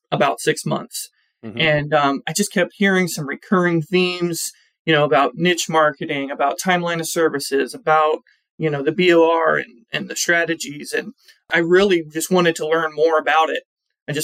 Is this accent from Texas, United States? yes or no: no; Ohio, United States; I only work with manufacturing accounts here in my home state of Ohio